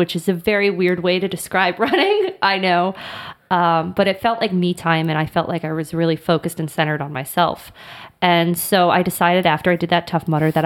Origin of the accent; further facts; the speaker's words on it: Florida, United States; I was born and raised in Florida